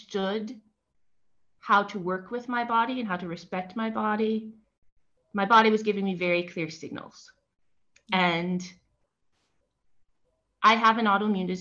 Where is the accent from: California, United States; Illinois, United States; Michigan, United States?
Michigan, United States; Detroit; moved away as an adult; also born or lived in New York City; now in Spain; I was born in Detroit.